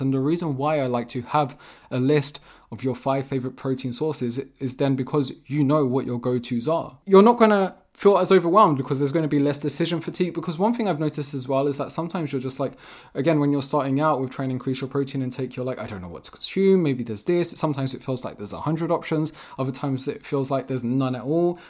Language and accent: English; England, United Kingdom; also born or lived in Vermont, United States; I'm from England.